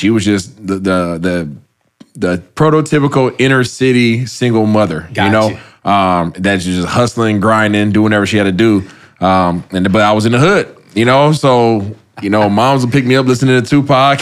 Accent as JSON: {"language": "English", "town": "Seattle", "region": "Washington", "country": "United States", "tie": "born or raised there", "said": "Born and raised in Seattle."}